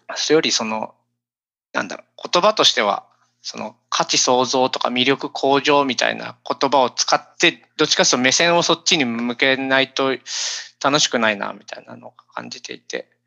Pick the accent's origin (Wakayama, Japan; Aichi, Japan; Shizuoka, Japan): Shizuoka, Japan; Fujieda; born or raised there; also born or lived in Tokyo